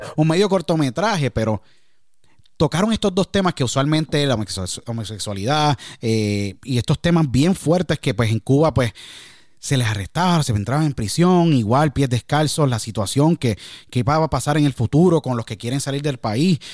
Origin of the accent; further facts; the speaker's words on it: Puerto Rico; Yo siendo puertorriqueño